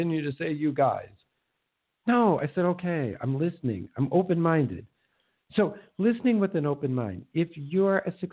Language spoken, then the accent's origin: English; Minnesota, United States; moved away; I'm from Minnesota